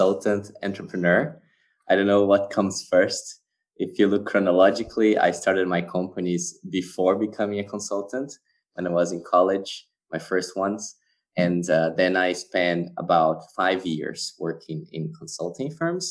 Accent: Brazil; also born or lived in Switzerland / France / Spain / Australia; now in Germany; I'm actually Brazilian. I was born and raised in Brazil

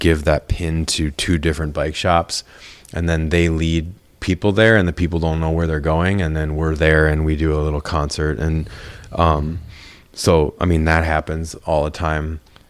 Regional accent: Minnesota, United States; also born or lived in Eugene, Oregon / Texas / Wisconsin; Here. I mean, here, I was born in Oregon. And like before I was in second grade, we moved like from Oregon to Texas to Wisconsin and then to Minnesota.

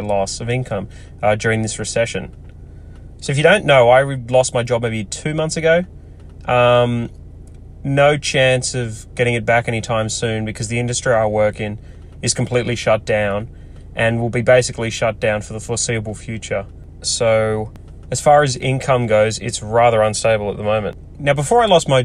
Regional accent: Australia; I'm Australian

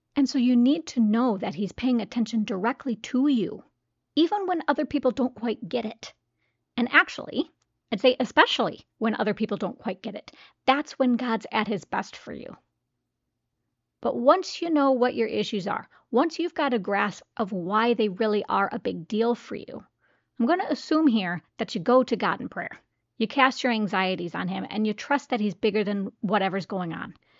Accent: United States; As an American

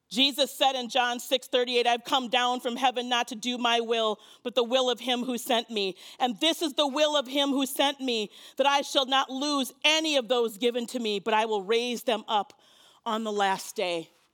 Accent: Minnesota, United States; I'm Minnesotan

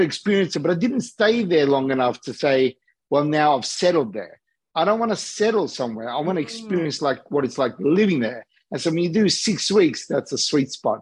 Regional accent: Australia; accent: Australian; also born or lived in Los Angeles, United States; I'm born and raised in Australia, but I live between LA and Sydney

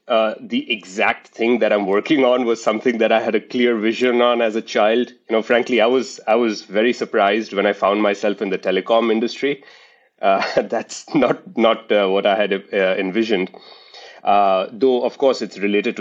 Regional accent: India; moved away as an adult; now in United States; I was born in India, raised in India, lived in the United States for now 50% of my life

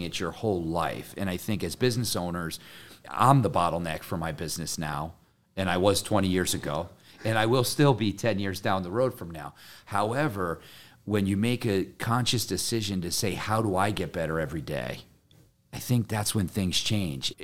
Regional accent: Connecticut, United States; I'm from Connecticut

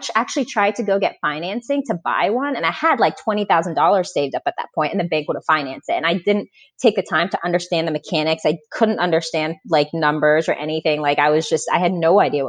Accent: Florida, United States; moved away as an adult; also born or lived in Boston; now in Indianapolis, United States; So I grew up in Florida.

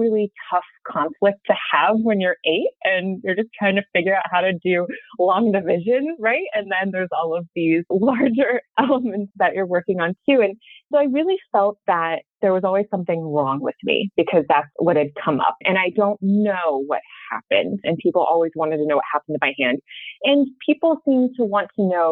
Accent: Sacramento, California, United States; growing up in Sacramento, Northern California, it's hot

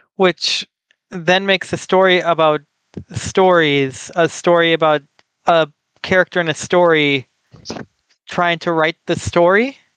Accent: United States; I am from the United States of America

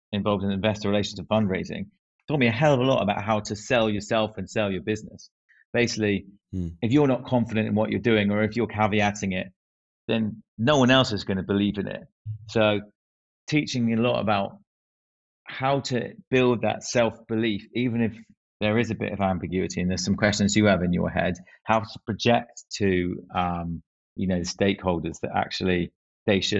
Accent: Northern Ireland, United Kingdom; I'm glad I've only got one accent now, but um yeah, that's something I picked up from um from growing up in Ireland.

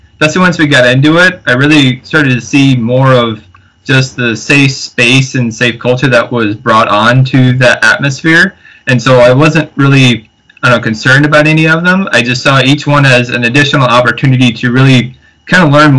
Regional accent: Sioux City, Iowa, United States; also born or lived in South Dakota; I'm originally from the Sioux City, Iowa area. I grew up here

